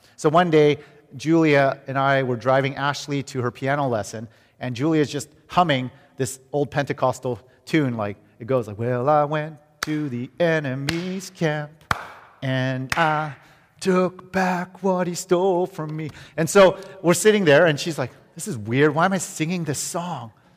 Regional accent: Vancouver, British Columbia, Canada; moved away; we're from Vancouver, Canada

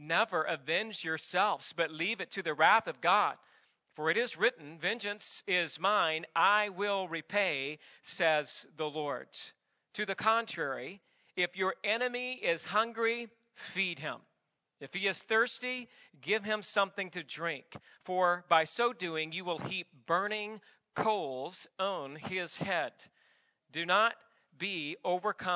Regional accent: the South, United States; now in Santa Clarita, United States; I'm from the South

